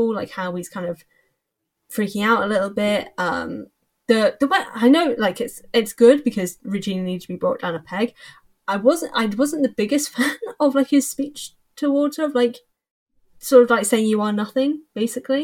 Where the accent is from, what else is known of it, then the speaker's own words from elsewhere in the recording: England, United Kingdom; I'm English